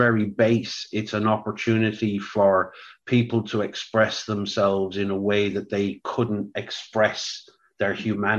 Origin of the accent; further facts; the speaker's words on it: Ireland; I'm Irish